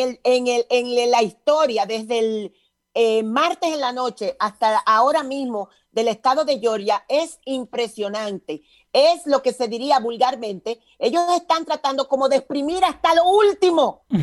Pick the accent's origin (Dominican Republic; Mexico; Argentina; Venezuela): Dominican Republic; En mi país, Dominicana, República Dominicana